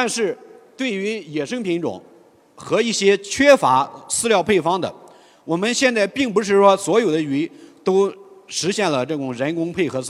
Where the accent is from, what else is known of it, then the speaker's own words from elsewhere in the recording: Guangdong, China; 而淡水鱼像这个青草鲢鳙，我们广东人几乎吃的很少。珠三角那里对草鱼还算比较认可。